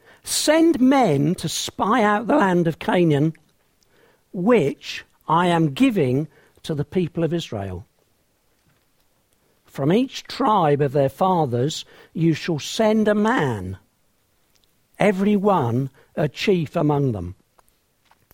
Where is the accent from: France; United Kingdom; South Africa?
United Kingdom; England; I'm an Englishman from England